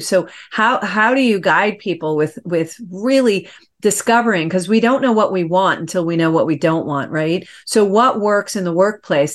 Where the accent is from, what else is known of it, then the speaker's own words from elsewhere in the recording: New York, United States; I get comments that I talk New York fast. I'm from New York.